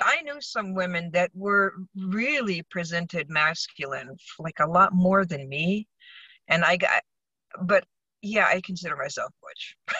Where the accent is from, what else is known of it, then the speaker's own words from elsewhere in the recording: Tucson, Arizona, United States; moved away as an adult; also born or lived in Michigan; now in California, United States; I was born in Michigan, and my family moved to Tucson in uh, in the mid '60s. So I grew up in the West